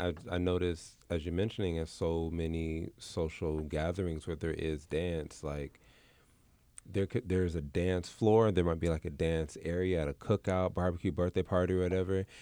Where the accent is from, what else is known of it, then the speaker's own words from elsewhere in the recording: Los Angeles, California, United States; where I grew up in South Central